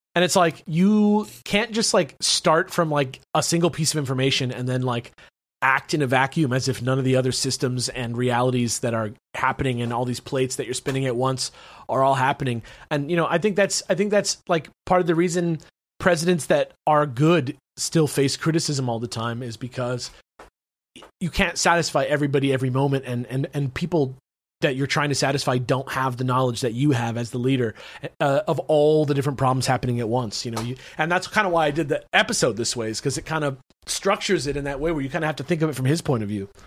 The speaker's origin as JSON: {"language": "English", "country": "United States", "said": "I'm American"}